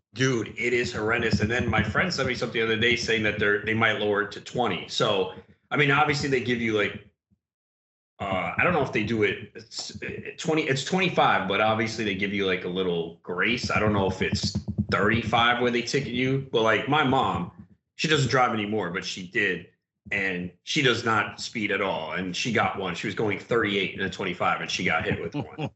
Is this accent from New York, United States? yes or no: yes; New York, United States; now in New Jersey, United States; growing up in New York, where it's like Jones Beach, Coney Island, Far Rockaway